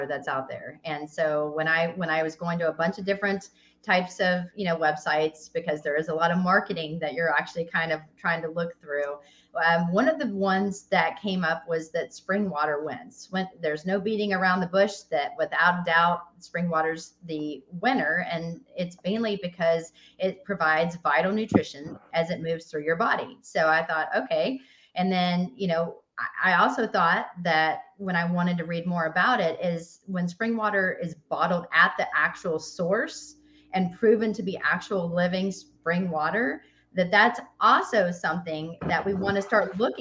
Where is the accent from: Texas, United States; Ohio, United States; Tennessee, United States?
Tennessee, United States; Nashville; now in Atlanta, United States; I'm from Nashville